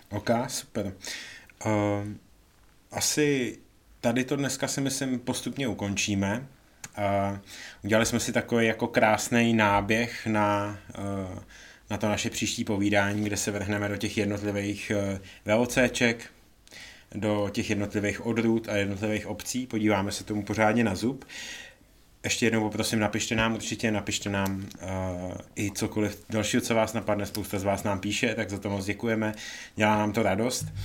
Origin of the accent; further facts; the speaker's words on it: Czechia; jsme Češi, ne